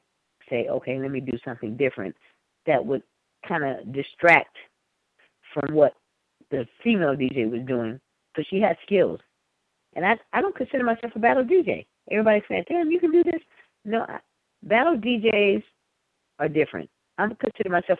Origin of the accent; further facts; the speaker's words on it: West Coast, United States; I'm from the West Coast.